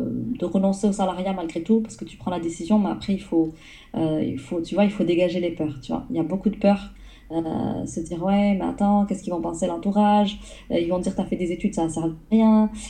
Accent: south of France, France; je suis une, personne du sud de la France, une petite sudiste. Mon, mon accent, à ce qui paraît, il a disparu après quelques années sur Paris.

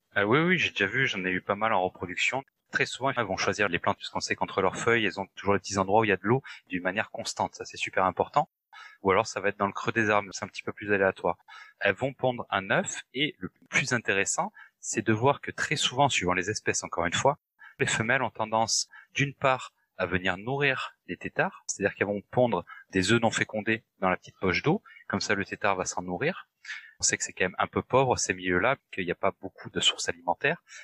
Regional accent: France; chez nous en France

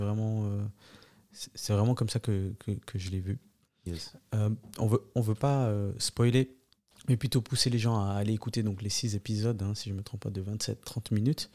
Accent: Neuchâtel, Switzerland; en tant que Neuchâtelois

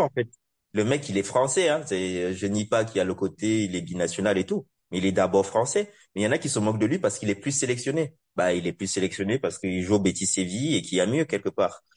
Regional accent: Cameroon; moved away; also born or lived in Europe

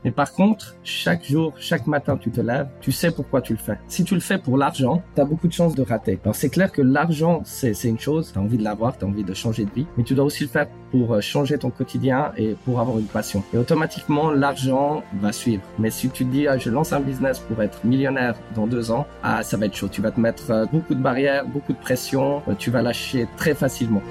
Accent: Switzerland; je suis né en Suisse, en fait. Et euh, j'ai vécu en Suisse depuis, depuis de nombreuses années

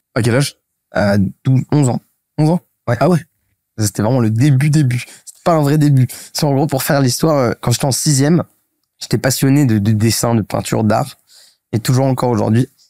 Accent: Paris, Île-de-France, France; j'ai grandi à Paris, je fais mon collège, mon lycée à Paris

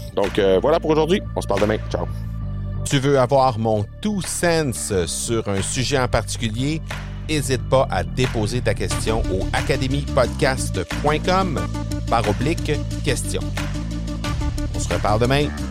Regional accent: Canada; chez nous au Canada

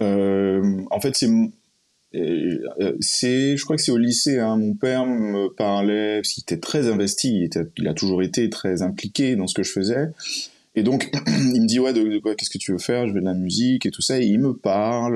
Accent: Martinique; moved away; also born or lived in United States; je suis martiniquais

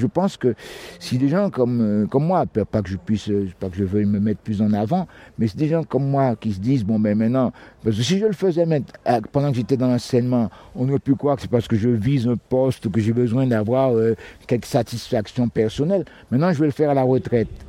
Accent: Guadeloupe; Je viens de la Guadeloupe.

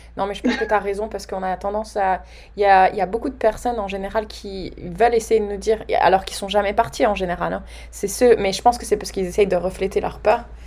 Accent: France; nous Français, on a toujours au début, on a peur de notre accent

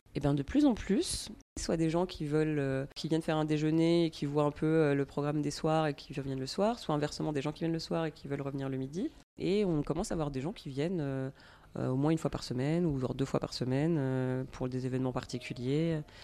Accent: Dijon, Bourgogne-Franche-Comté, France; moved away as an adult; also born or lived in Paris; Dijon, qui est dans, ma région natale

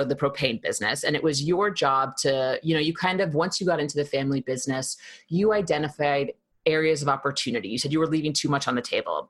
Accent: New York City, New York, United States; accent: New York; because I am a accent chameleon. People have told me this before, and I'm from Queens

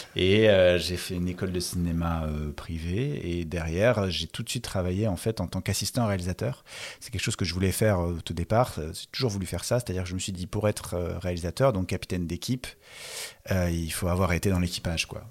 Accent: Paris suburbs, Île-de-France, France; j'ai grandi dans un pavillon de banlieue parisienne

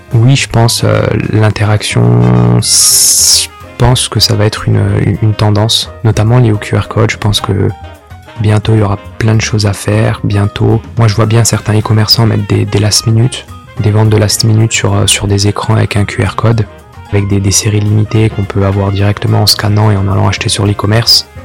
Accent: Sarreguemines, Grand Est, France; moved away as an adult; also born or lived in Normandy / Brittany / Cergy-Pontoise; Puis autour de mes 8-9 euh, ans jusqu'à mes 18 ans, euh, j'ai grandi dans l'est de la France, dans une ville qui s'appelle euh, Sarreguemines, proche de Metz.

